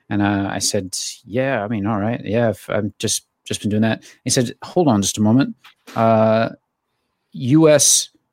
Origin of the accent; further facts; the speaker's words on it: Georgia, United States; moved away; also born or lived in Turkey; I'm from Georgia